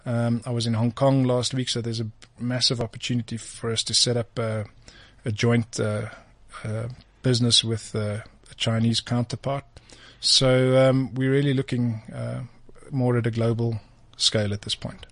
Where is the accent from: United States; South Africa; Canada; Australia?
South Africa; as a South African